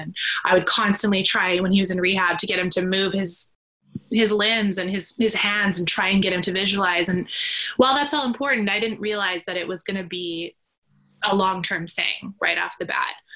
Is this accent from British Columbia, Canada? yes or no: yes; Vancouver, British Columbia, Canada; I'm from Vancouver, British Columbia, Canada